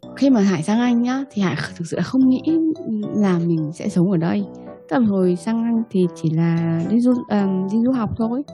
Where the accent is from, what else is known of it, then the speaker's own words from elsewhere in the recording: Vietnam; moved away as an adult; now in United Kingdom; mình sinh ở ra ở Việt Nam mình là người Việt Nam 25 năm rồi ờ, thế rồi là mình sang Anh